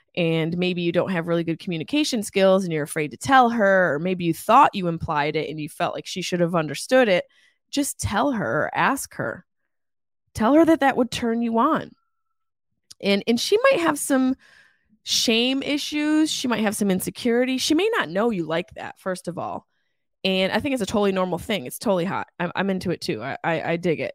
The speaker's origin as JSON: {"language": "English", "town": "Syracuse", "region": "New York", "country": "United States", "tie": "born or raised there", "said": "my hometown in Syracuse, New York, Jamesville, New York"}